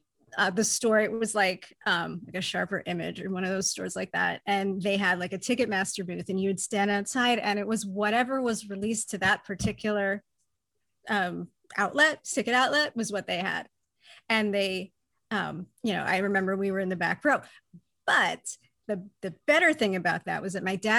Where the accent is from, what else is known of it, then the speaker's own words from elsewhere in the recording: Newport, Rhode Island, United States; I grew up in Rhode Island in Newport